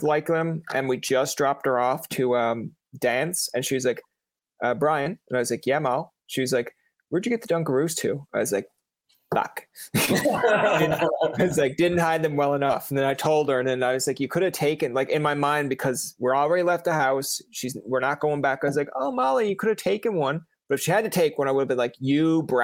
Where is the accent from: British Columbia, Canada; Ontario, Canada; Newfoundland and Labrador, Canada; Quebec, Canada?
Newfoundland and Labrador, Canada; I'm from Newfoundland. So it's the Irish kind of comes out every now and again